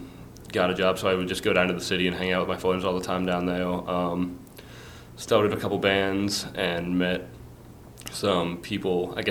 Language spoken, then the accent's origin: English; Westchester County, New York, United States; now in Philadelphia, United States; I grew up in Westchester County, New York, which is right outside New York City.